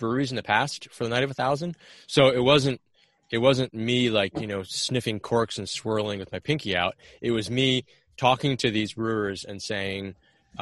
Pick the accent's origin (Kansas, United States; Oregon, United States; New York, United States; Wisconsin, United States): Oregon, United States; Portland; I'm from Portland.